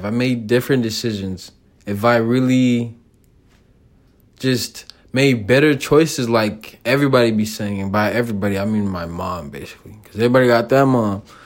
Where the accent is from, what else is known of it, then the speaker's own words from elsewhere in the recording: United States; me growing up here